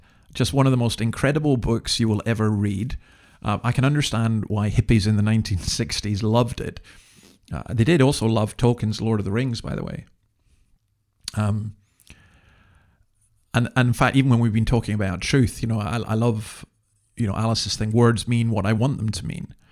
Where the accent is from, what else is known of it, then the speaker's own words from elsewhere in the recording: Scotland, United Kingdom; now in Sydney, Australia; living in Sydney, but being Scottish and being proud to be Scottish